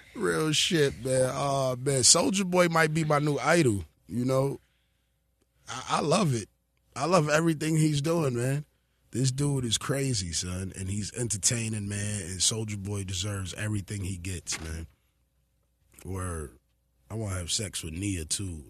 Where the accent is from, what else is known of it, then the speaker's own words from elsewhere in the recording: New York City, New York, United States; I'm from New York City